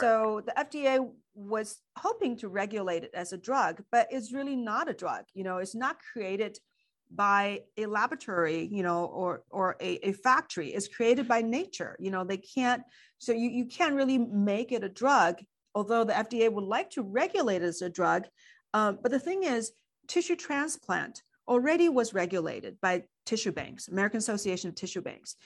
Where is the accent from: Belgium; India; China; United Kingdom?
China; moved away; I grew up in China